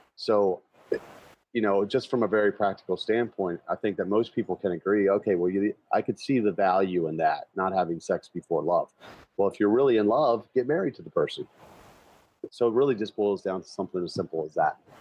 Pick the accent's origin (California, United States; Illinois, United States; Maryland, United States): Maryland, United States; Baltimore; my hometown of Baltimore